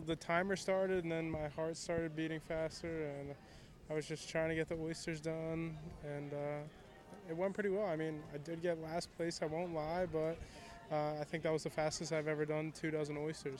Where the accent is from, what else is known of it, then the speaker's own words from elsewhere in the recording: Hockessin, Delaware, United States; I'm from Hokeson, Delaware.